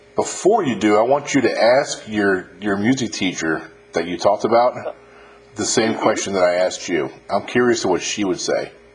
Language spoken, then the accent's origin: English; Westchester County, New York, United States; I grew up in Westchester County, New York